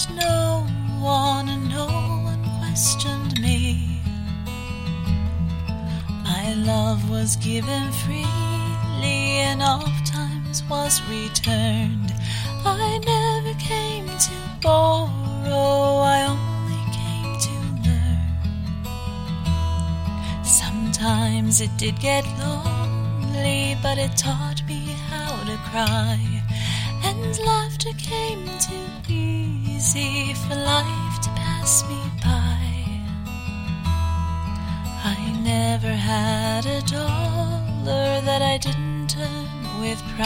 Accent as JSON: {"language": "English", "town": "Orillia", "region": "Ontario", "country": "Canada", "tie": "born or raised there", "said": "I grew up just outside of Orillia, Ontario"}